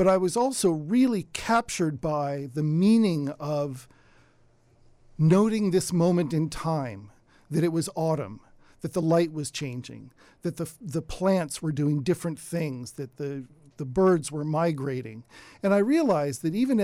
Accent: Davis, California, United States; I grew up in Davis.

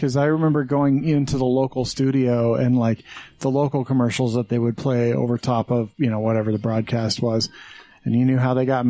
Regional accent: Wyoming, United States; now in Utah, United States; I grew up in Wyoming

